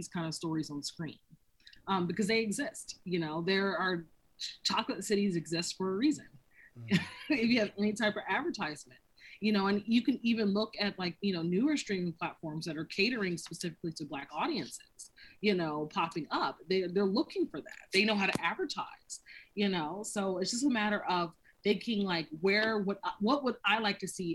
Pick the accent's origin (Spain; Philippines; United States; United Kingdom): United States; North Carolina; moved away; also born or lived in San Francisco / New York / Los Angeles; I've relocated to San Francisco, New York, LA, and I'm originally from North Carolina.